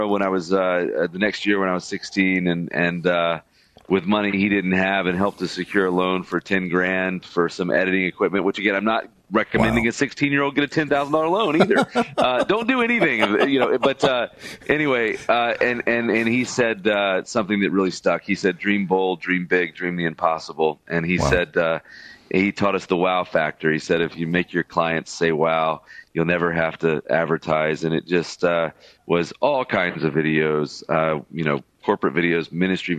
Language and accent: English; Birmingham, Alabama, United States; I was born and raised in Birmingham, Alabama. That's my hometown